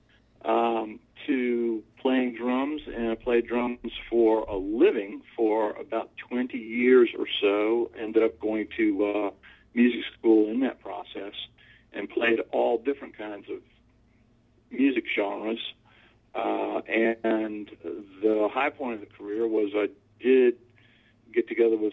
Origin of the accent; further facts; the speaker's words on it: Norfolk, Virginia, United States; I grew up in Norfolk, Virginia. I'm a fourth-generation Norfolkian